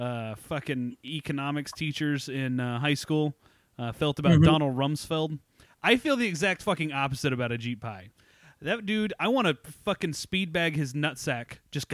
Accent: Purcell, Oklahoma, United States; the all black school in my hometown is still standing

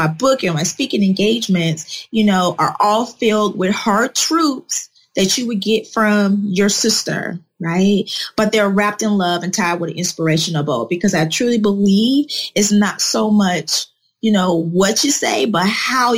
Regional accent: Chicago, Illinois, United States; moved away as an adult; also born or lived in Atlanta, Georgia; I'm originally born and raised in Chicago

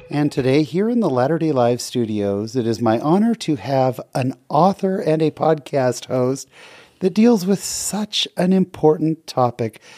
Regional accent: San Jose, California, United States; We grew up together in San Jose

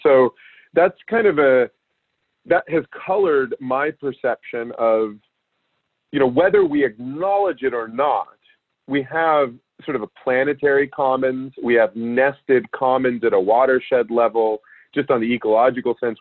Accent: Alaska, United States; I grew up in Alaska

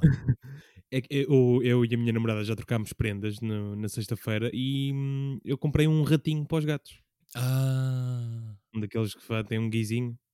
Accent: Lisbon, Portugal; eu cresci na alta de Lisboa

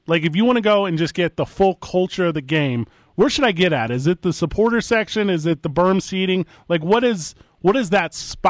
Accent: Midwest, United States; I grew up in the Midwest.

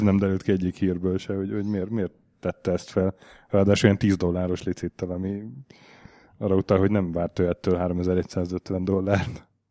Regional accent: Hungary; Magyar vagyok

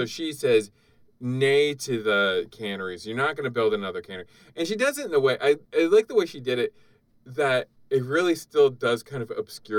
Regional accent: Canada; now in United States; I was born in Canada

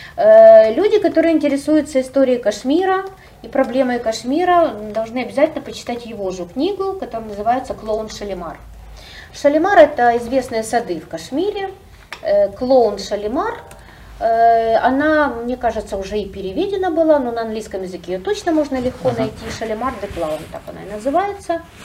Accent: Ukraine; мы с Украины

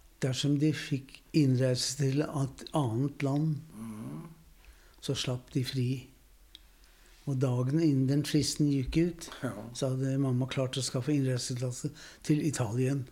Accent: Norway; also born or lived in Vienna, Austria / Sweden; Jag är född i Wien. Mm. I 38. Ja. Kom till Norge. Mm. Och eh, har bott här i Norge resten av livet, bortsett från en tur till Sverige

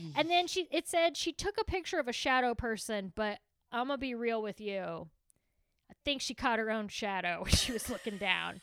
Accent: Texas, United States

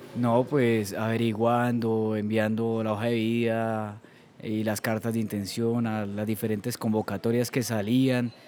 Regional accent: Eastern Colombia, Santander, Colombia; la única persona del Oriente Colombiano

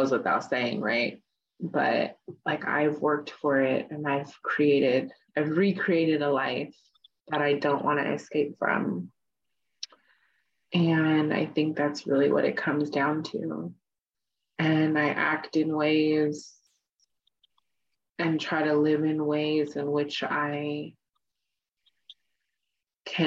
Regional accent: Oakland, California, United States; I grew up off the reservation. I grew up in the Bay Area. It's like Oakland, California. And I still live here

